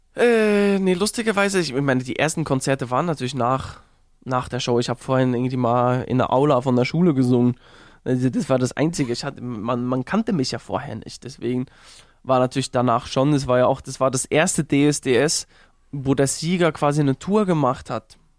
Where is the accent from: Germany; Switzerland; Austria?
Switzerland; Uetendorf, Bern; groß geworden in Uetendorf hieß das Dorf, so ein 7000 Einwohner Dorf